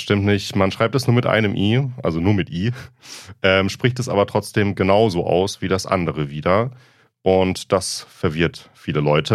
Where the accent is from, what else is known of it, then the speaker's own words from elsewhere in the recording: southwestern Germany, Germany; aus meiner Heimat, aus dem äh, südwestdeutschen Raum